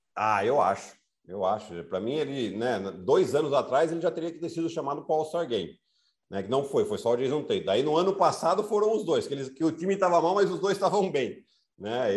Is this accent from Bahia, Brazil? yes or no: no; Piracicaba, São Paulo, Brazil; accent: Piracicaba (caipira r); que eu vim de Piracicaba